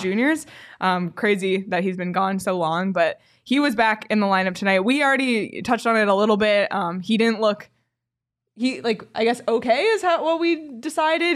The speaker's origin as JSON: {"language": "English", "country": "Canada", "said": "a Canadian"}